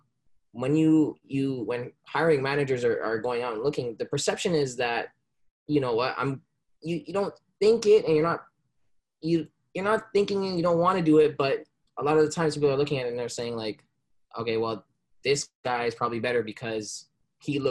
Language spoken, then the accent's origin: English; Brampton, Ontario, Canada; also born or lived in Jamaica; I was born in Jamaica, but I came here at a young age, and I've been living in Brampton, the greater Toronto area, my whole life